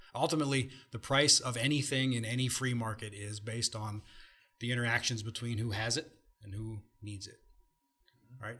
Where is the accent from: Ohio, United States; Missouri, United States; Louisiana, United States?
Ohio, United States; moved away; I'm from Ohio originally